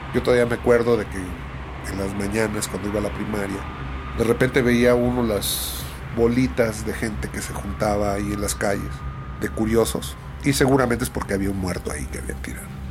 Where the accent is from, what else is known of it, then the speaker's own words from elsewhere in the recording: Nezahualcóyotl, State of Mexico, Mexico; después mis padres se mudaron a Ciudad Nesa